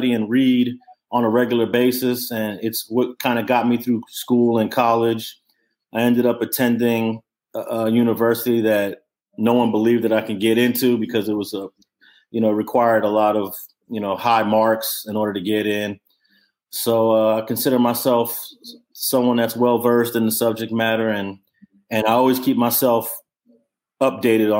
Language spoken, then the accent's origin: English; New York City, New York, United States; moved away; also born or lived in California; I was born in the Boogie Down.